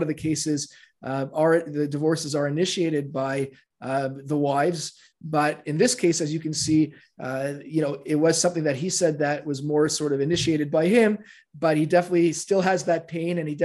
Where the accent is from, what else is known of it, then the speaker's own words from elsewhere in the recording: Canada; moved away; I'm from Canada. I'm from Canada originally.